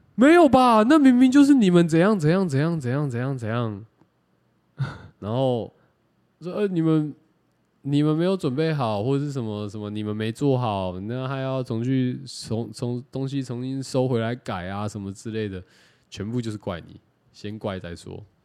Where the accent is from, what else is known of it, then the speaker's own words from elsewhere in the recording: Taiwan; 我是客家人